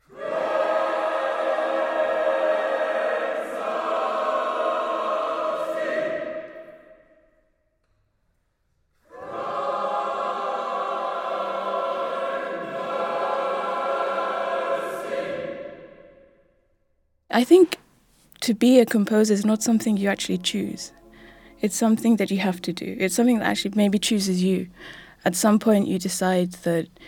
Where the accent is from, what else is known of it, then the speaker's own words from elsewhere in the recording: London, United Kingdom; I was born in 1987 in London